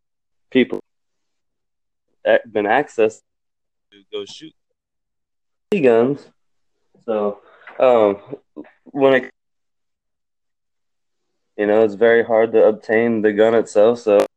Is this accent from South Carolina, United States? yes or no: no; South Georgia, United States; I'm South Georgia. I'm from South Georgia